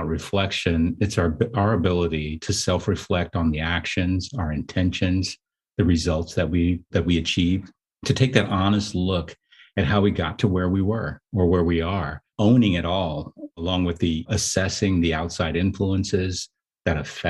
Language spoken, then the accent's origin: English; Oakland, California, United States; I'm from Oakland, California